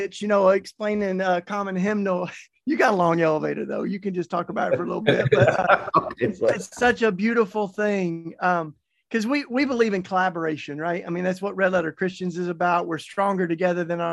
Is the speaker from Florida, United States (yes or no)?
no; Tennessee, United States; moved away; my home state of Tennessee